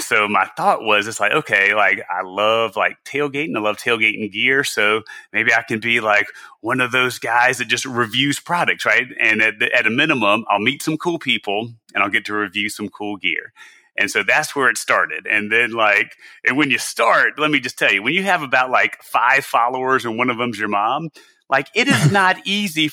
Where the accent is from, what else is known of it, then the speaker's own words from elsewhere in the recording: South Carolina, United States; moved away; I'm from South Carolina originally.